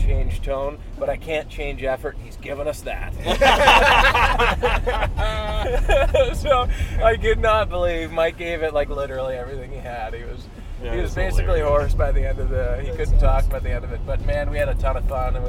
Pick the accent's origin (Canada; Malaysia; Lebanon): Canada; now in Carp, Canada; We've moving back to my hometown where I grew up, where my parents are